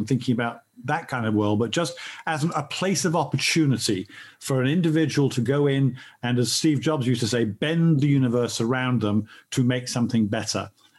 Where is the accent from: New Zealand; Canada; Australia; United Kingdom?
United Kingdom; England; moved away as an adult; now in United States; I'm English. I've lived in America for many, many years.